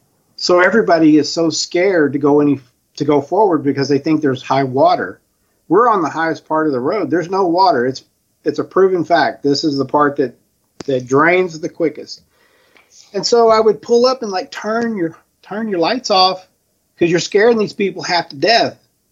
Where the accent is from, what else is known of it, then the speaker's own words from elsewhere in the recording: Spring, Texas, United States; also born or lived in Phoenix; so I'm from Texas, Houston. Spring, to be more exact. And I haven't been here my whole life. I got here in 79. My parents are from here, but I came from Phoenix.